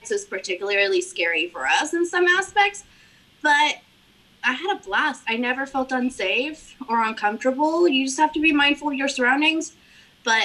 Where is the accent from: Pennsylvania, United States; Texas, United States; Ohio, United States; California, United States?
Texas, United States; McAllen; born there; I was born in McAllen. By accident, because my mom decided she was going to take one last trip to visit her family in Corpus Christi. Well, she was still living in Mexico with my dad.